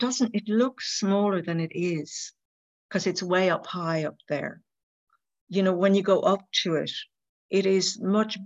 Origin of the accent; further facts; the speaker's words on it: Ireland; as an Irish person